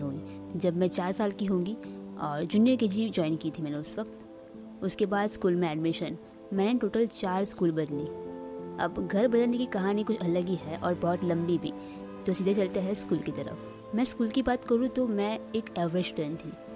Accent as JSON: {"language": "Hindi", "town": "Surat", "region": "Gujarat", "country": "India", "tie": "born or raised there", "said": "मैं सूरत सिटी में रहती हूँ जो गुजरात में है तो मेरा जन्म सूरत में हुआ"}